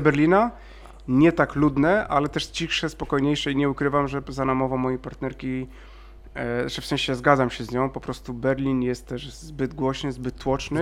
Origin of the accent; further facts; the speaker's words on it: Szczecin, West Pomeranian Voivodeship, Poland; ja też jestem ze Szczecina